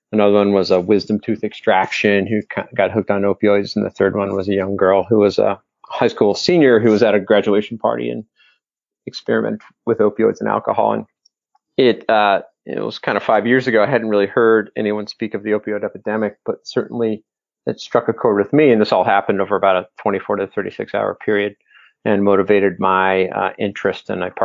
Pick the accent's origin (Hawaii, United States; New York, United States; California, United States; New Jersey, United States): New Jersey, United States; Cherry Hill; moved away as an adult; also born or lived in Michigan; now in Ann Arbor, United States; I'm from right outside of Philadelphia in the town of Cherry Hill, New Jersey.